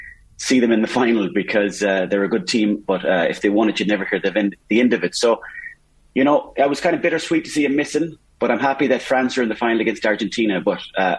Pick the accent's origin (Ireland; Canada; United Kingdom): Ireland; I'm Irish